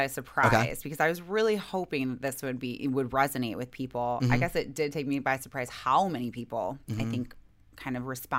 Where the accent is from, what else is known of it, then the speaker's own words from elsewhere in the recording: Michigan, United States; born and raised in Michigan.